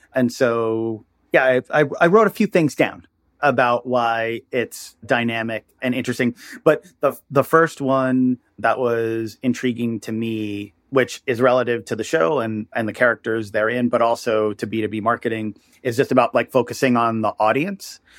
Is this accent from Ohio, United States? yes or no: no; New York area, United States; I'm from the New York area